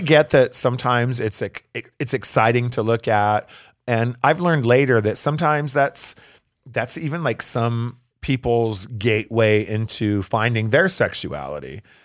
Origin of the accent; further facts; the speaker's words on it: Phoenix, Arizona, United States; also born or lived in Tempe; I grew up here in Phoenix.